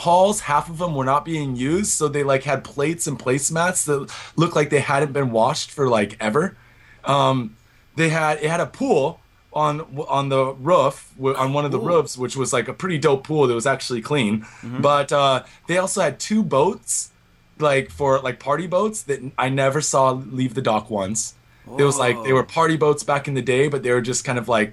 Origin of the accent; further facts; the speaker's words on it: Washington, United States; now in Japan; I'm from Washington State